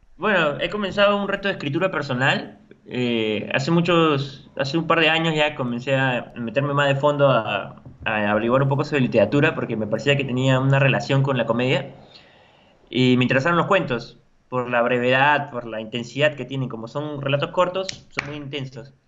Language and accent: Spanish; La Paz, San Miguel, Lima, Peru; soy de La Paz, de San Miguel